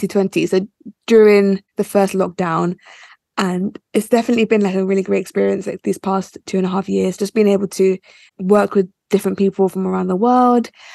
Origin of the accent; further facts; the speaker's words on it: United Kingdom; also born or lived in Nigeria; I was born in the UK.